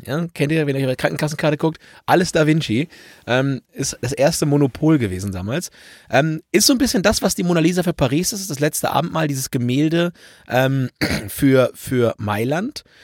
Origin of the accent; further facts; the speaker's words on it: Germany; bei uns in Deutschland